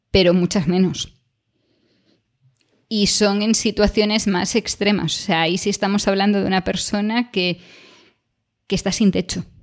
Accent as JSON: {"language": "Spanish", "country": "Spain", "said": "en España, desde la perspectiva de, España, lo del frío como que nunca nos ha dado tanto, ¿no?"}